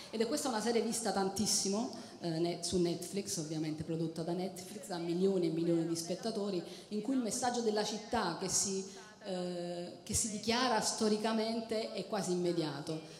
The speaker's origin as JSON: {"language": "Italian", "town": "Naples", "region": "Campania", "country": "Italy", "said": "piace anche a noi vederci in fondo da napoletani"}